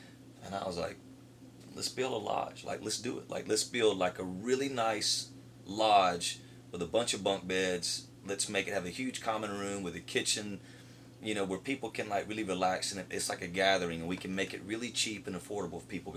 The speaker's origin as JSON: {"language": "English", "town": "Tifton", "region": "Georgia", "country": "United States", "tie": "born or raised there", "also_born_or_lived": "Nashville", "moved": "as an adult", "said": "I love my hometown. Anybody, like, I love Tifton"}